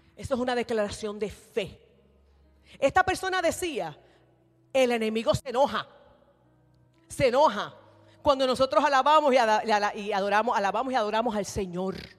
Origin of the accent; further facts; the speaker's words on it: Puerto Rico; yo soy nacida y creada en la iglesia Discípulos de Cristo en Puerto Rico